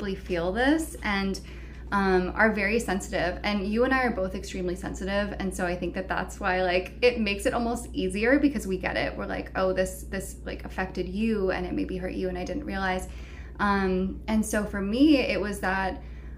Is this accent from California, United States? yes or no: yes; the Bay Area, California, United States; moved away as an adult; also born or lived in San Francisco / Los Angeles / San Diego; now in Asheville, United States; I grew up in the Bay Area, but I had been living consistently in San Francisco and then LA and then San Diego for the last 8 years